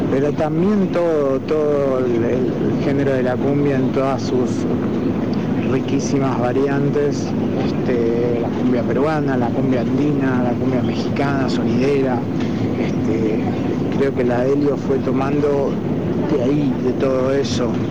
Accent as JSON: {"language": "Spanish", "country": "Argentina", "said": "somos argentinos, no somos colombianos"}